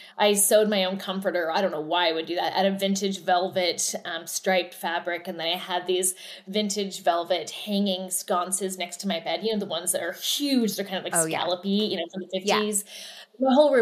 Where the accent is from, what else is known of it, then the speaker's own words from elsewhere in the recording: Oregon, United States; moved away as an adult; also born or lived in New York / Los Angeles; born and raised in Oregon, moved to New York after school